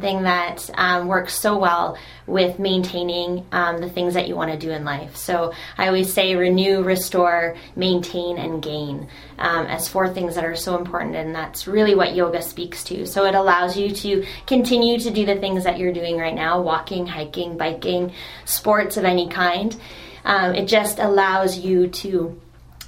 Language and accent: English; Niagara Falls, Ontario, Canada; moved away as an adult; also born or lived in Barrie; now in Wasaga Beach, Canada; Niagara Falls is where I'm originally from